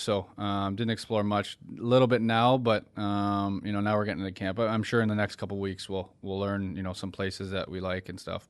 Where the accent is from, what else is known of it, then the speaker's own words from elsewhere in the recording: Ontario, Canada; now in Florida, United States; I'm from Ontario